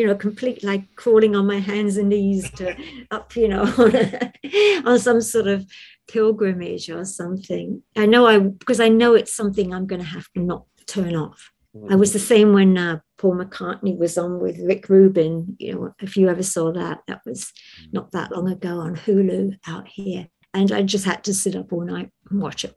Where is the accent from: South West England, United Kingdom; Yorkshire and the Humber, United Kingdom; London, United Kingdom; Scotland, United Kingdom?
London, United Kingdom; I was born and raised in London